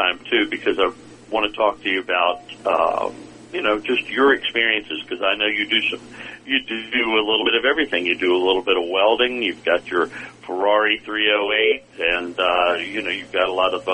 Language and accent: English; Virginia Beach, Virginia, United States; I grew up in Virginia Beach